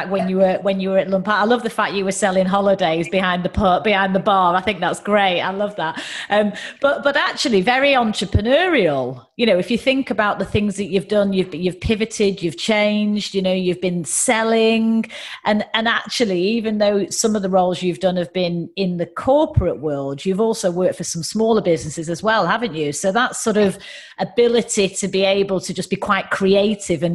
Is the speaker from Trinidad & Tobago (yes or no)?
no; United Kingdom; accent: northern; my accent is far more northern than yours